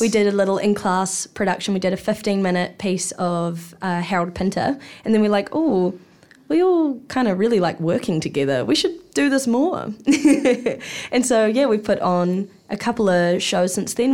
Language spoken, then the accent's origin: English; Hawke's Bay, New Zealand; moved away as an adult; now in Wellington, New Zealand; I grew up in Te Mātou o Māori Hawke's Bay